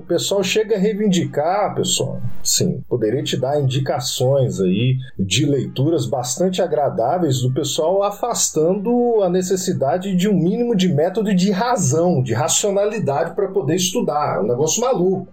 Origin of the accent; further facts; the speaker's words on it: Minas Gerais, Brazil; eu sou de Minas Gerais